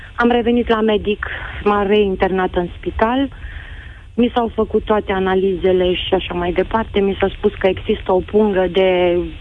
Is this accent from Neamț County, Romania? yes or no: yes; Piatra Neamț, Neamț County, Romania; Sunt din Piatra mm. Neamț